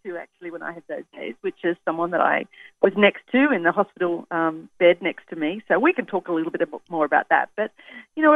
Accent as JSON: {"language": "English", "country": "Australia", "accent": "Australian", "said": "That's my Australian accent"}